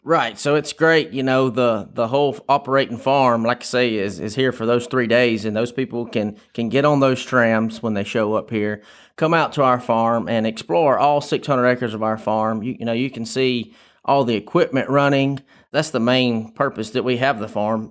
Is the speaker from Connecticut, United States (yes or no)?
no; Tifton, Georgia, United States; Grew up on the Tift Turner line. I tell everybody I'm from Tifton